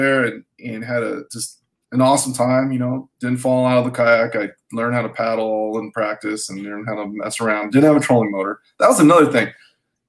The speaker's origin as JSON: {"language": "English", "town": "Salinas", "region": "California", "country": "United States", "tie": "born or raised there", "moved": "as an adult", "said": "I grew up in Salinas, which is near Monterey"}